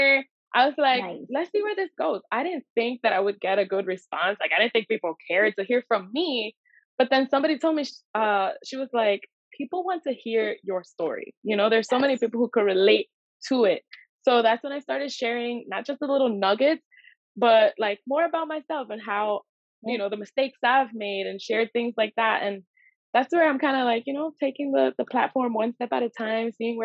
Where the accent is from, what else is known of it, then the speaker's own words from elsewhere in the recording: New York City, New York, United States; I grew up in Washington Heights